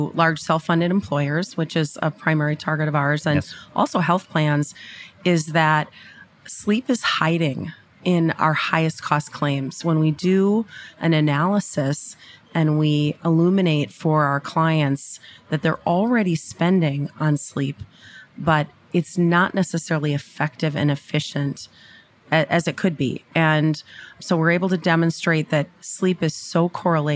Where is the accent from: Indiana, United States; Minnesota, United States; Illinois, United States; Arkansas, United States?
Minnesota, United States; I did grow up in Minnesota